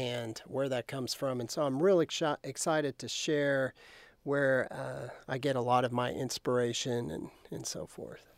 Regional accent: Lubbock, Texas, United States; I grew up outside of Lubbock towards

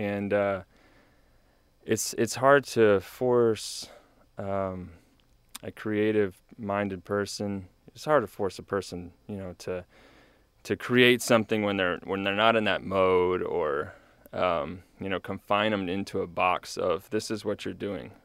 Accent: New Braunfels, Texas, United States; moved away as an adult; now in College Station, United States; I grew up in New Braunfels area

